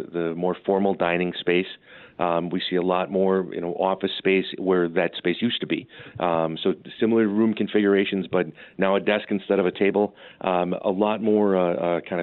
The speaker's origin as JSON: {"language": "English", "town": "Hartland", "region": "Wisconsin", "country": "United States", "tie": "born or raised there", "lives_now": "Merton, United States", "said": "I'm a local kid. I grew up in Heartland, went to Arrowhead"}